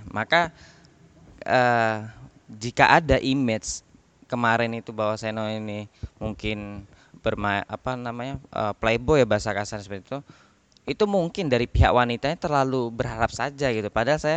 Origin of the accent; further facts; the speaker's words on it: Bangkalan, East Java, Indonesia; accent: Madurese; usia 9 tahun sampai 25 tahun ini memang saya di Bangkalan. Jadi saya juga bingung saya ini asli mana gitu. Karena logat saya da- juga sudah mengarah ke Madura.